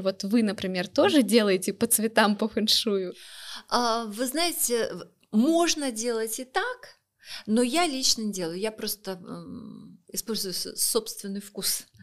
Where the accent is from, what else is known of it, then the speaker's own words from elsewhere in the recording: Saint Petersburg, Russia; now in Moscow, Russia; я сама из Санкт-Петербурга, Сейчас мы с супругом живем в Москве